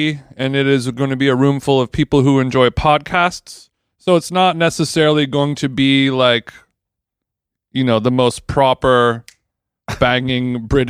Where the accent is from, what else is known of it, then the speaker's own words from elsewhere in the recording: United States; I'm American.